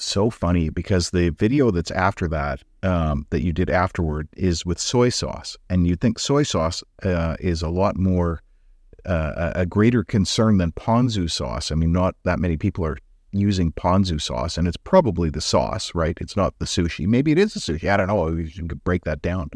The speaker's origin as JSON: {"language": "English", "region": "Alberta", "country": "Canada", "moved": "yes", "lives_now": "British Columbia, Canada", "said": "I'm from Alberta."}